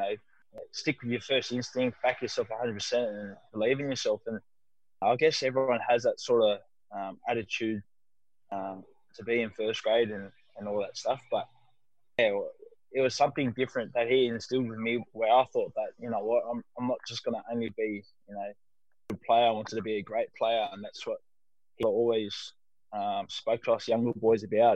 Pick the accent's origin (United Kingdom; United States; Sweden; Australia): Australia; Sydney, New South Wales; I'm always going to be a Mascot boy at heart, and it shows in my football that, you know, we have that never say die sort of attitude that I grew up playing in the South area